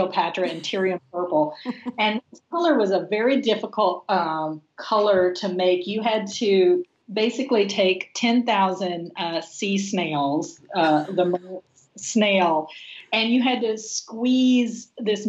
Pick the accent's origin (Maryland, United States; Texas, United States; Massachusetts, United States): Texas, United States; now in Los Angeles, United States; growing up in Texas with my dad